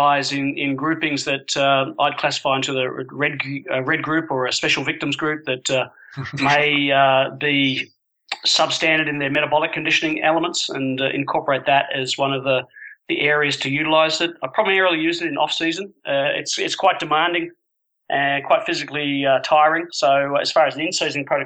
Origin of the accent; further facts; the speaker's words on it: Sydney, New South Wales, Australia; moved away; also born or lived in Japan / Edinburgh; my club that I grew up playing for in Sydney